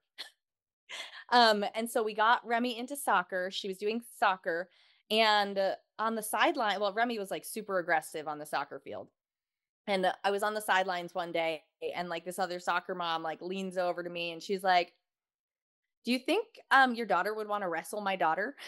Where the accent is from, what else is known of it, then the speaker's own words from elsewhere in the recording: Houston, Texas, United States; I am from Houston, Texas